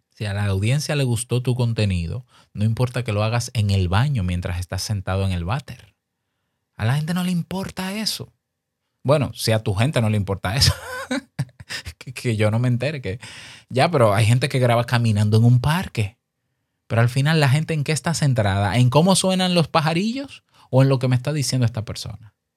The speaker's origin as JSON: {"language": "Spanish", "country": "Dominican Republic", "said": "Incluso en mi país te exigen carnet de locutor"}